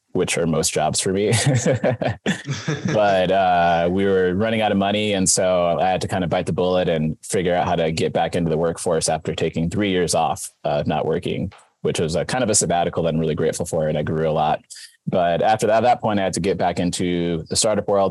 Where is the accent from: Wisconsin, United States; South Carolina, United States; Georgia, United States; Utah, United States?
Wisconsin, United States; moved away as an adult; also born or lived in Silver Lake, Wisconsin / Milwaukee, Wisconsin / Kenosha County, Wisconsin / Boston, Massachusetts; now in California, United States; I was born and raised in Wisconsin, grew up in Milwaukee and Kenosha County.